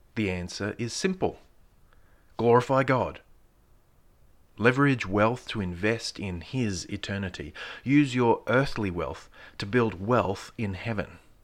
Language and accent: English; Australia; being an Australian